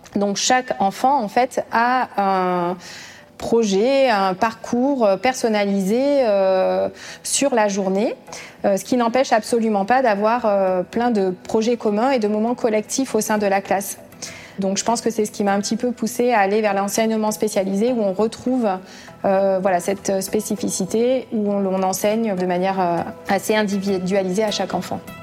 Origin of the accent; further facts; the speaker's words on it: Aubrac, Occitania, France; moved away as an adult; je suis originaire de l'Aubrac